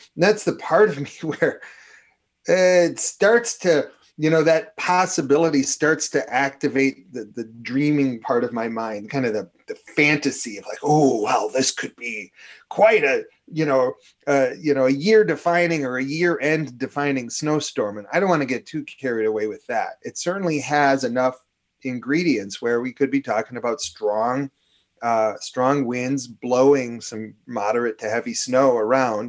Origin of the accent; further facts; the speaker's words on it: Minnesota, United States; accent: fake New York; I'm a Jewish kid. I grew up Jewish here in Minnesota